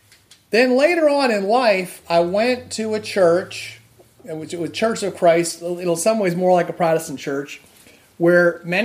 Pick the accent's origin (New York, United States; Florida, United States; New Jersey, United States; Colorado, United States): New Jersey, United States; now in Boston, United States; I went to Catholic school, and my fellow classmates were generally from either Italian or Irish backgrounds as well, growing up in New Jersey.